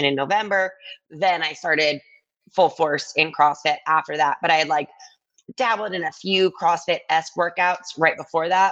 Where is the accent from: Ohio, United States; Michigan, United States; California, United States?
Michigan, United States; Ann Arbor; moved away as an adult; also born or lived in New York City; I was born and raised in Ann Arbor, Michigan, and that's where I ended up going to school